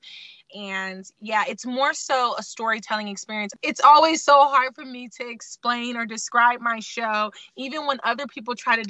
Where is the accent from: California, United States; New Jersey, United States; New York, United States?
California, United States; Sacramento; also born or lived in Baltimore, Maryland; I was born in Baltimore, Maryland, raised in Sacramento